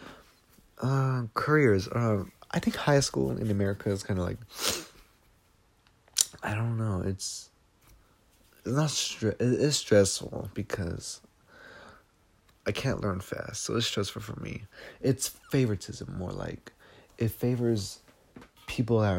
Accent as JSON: {"language": "English", "country": "United States", "said": "I'm American. I'm Mexican-American"}